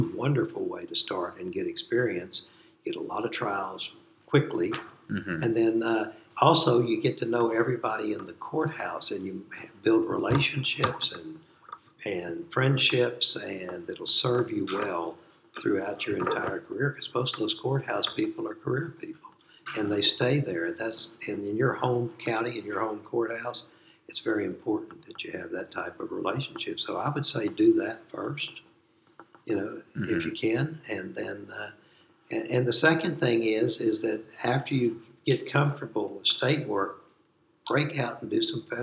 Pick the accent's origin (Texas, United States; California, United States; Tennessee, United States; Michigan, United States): Texas, United States; Waco; I grew up in Waco, and so I went to TCU